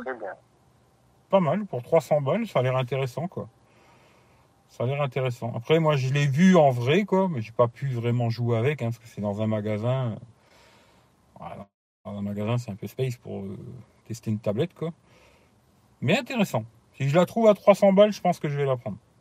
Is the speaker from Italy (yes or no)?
yes; Italy; now in France; chez moi en Italie